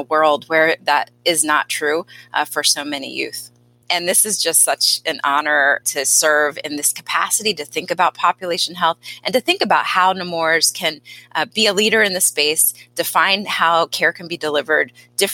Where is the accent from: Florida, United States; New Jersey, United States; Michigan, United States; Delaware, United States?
Delaware, United States; had a lot of personal experiences growing up in Delaware